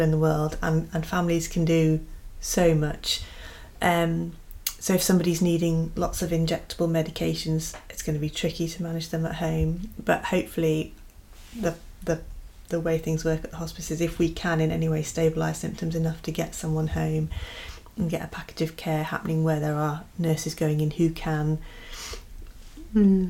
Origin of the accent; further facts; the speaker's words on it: United Kingdom; we're British